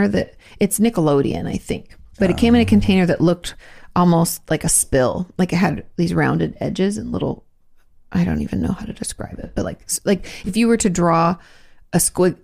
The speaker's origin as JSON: {"language": "English", "country": "Australia", "moved": "yes", "said": "I'm from Australia"}